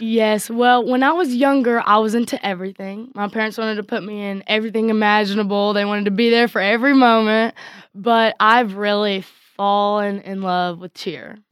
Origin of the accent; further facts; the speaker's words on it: Coleman, Texas, United States; I grew up in Coleman my whole life